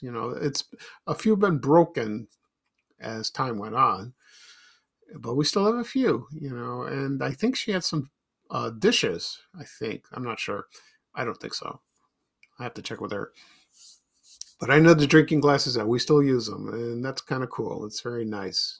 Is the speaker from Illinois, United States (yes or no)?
yes; Chicago, Illinois, United States; when we moved from South Shore to Roseland in the South Side, Chicago